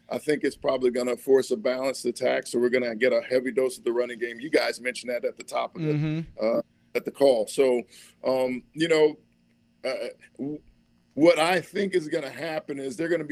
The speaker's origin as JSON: {"language": "English", "town": "Indianapolis", "region": "Indiana", "country": "United States", "tie": "born or raised there", "moved": "as an adult", "lives_now": "Los Angeles, United States", "said": "growing up in Indianapolis, having the rivalry with Carmel"}